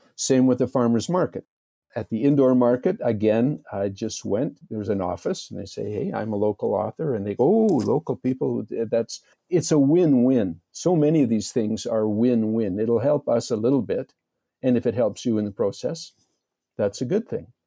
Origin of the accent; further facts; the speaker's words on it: Red Deer, Alberta, Canada; I'm a good Canadian boy, born and raised in Red Deer